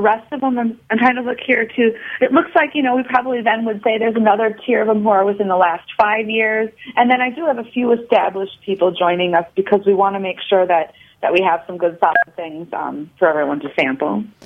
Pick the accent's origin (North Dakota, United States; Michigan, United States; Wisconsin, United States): Wisconsin, United States; Fort Atkinson; also born or lived in Madison, Wisconsin; I grew up in Fort Atkinson, Wisconsin.